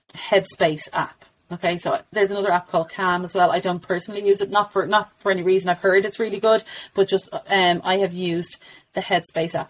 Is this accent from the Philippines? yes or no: no; Ireland; as Irish mums